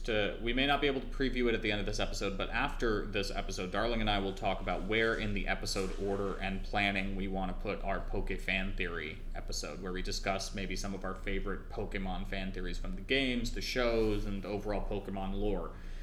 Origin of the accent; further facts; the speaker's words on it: Trinidad & Tobago; born there; As I mentioned, I was born in Trinidad, and the Trinidadian flag colors are red, white, and black, so that color combination is pretty damn close to my native flag.